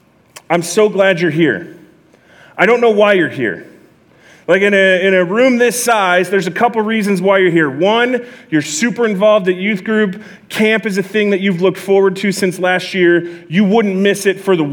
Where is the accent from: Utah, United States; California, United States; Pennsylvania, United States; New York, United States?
California, United States; Southern; also born or lived in East Bakersfield, California; I'm from Southern California